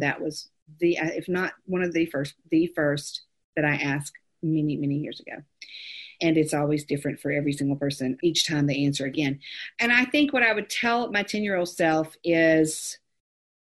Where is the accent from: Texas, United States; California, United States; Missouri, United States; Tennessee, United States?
California, United States; I was born in California